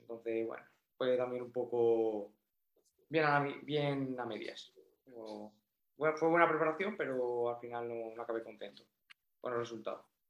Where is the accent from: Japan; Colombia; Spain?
Spain; Toledo, Castilla-La Mancha; now in Málaga, Spain; yo soy de Toledo, pero bueno, me he venido, aquí a vivir a Málaga